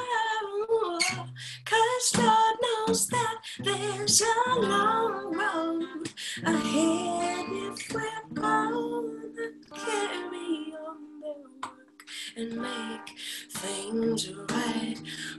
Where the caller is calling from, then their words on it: Los Angeles, California, United States; I'm tuning in from Los Angeles.